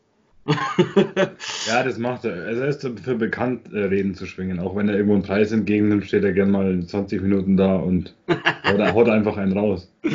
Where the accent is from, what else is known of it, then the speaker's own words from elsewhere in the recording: Germany; bei uns in Deutschland